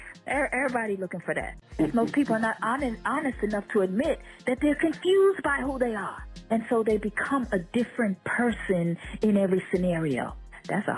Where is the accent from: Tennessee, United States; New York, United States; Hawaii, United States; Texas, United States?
New York, United States; New York City; also born or lived in Jamaica; growing up in Brooklyn